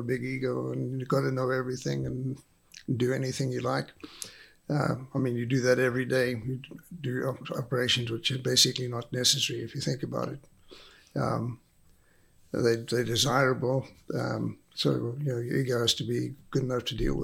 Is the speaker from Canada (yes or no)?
no; Zimbabwe; accent: South African / Rhodesian; moved away as an adult; also born or lived in South Africa / England / Michigan / Lafayette, Louisiana; now in Clyde, United States; my accent. That is South African / Rhodesia, ex-Zimbabwe